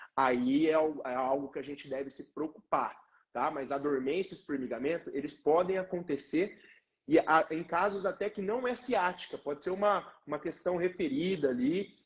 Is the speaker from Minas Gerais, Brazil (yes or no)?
no; Londrina, Paraná, Brazil; sou aqui de Londrina, no Paraná